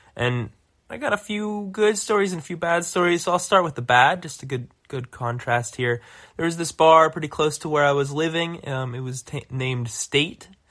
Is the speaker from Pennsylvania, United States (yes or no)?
yes; Pittsburgh, Pennsylvania, United States; now in Chicago, United States; I'm originally from Pittsburgh